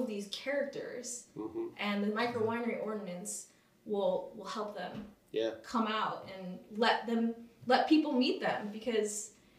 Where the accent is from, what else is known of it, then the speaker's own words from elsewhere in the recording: Napa, California, United States; Growing up in Napa in the 90s was also probably an experience you'll never see again. But we grew up, you know, I went to Carneros Elementary.